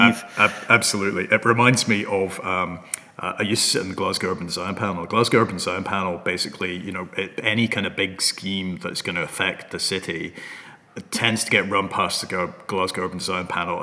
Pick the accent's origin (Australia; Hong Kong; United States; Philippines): Hong Kong; moved away; I come from Hong Kong originally